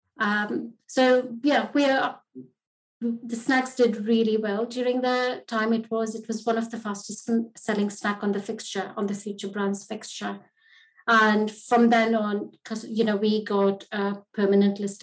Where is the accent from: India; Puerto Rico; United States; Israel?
India; Mumbai, Maharashtra; moved away as an adult; now in United Kingdom; I grew up in Bombay, Mumbai now